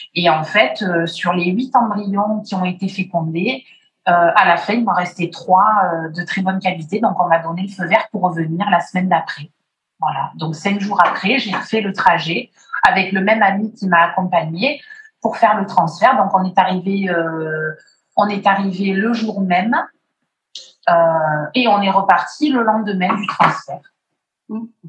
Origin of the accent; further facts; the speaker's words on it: Martinique; je suis née en Martinique